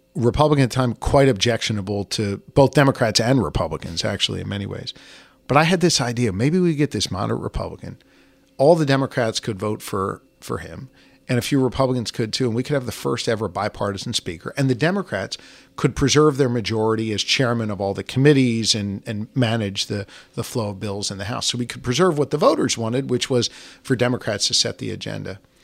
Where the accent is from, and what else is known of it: suburban Philadelphia, Pennsylvania, United States; born or raised there